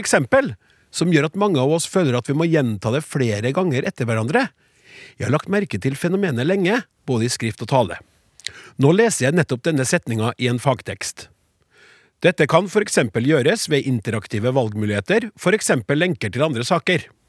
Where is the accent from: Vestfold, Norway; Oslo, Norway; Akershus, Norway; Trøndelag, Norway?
Trøndelag, Norway; vi trøndere